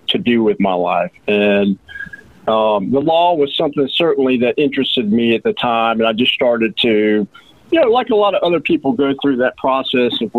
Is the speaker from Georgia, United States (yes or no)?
yes; Roswell, Georgia, United States; now in Rome, United States; I actually grew up in Georgia. I'm from Roswell, Georgia, which is a suburb